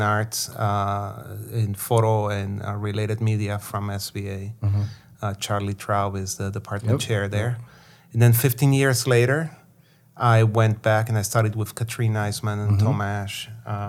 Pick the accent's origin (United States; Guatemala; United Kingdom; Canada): Guatemala; moved away; growing up in Guatemala, people were very cynical and sarcastic about anything that had to do with communism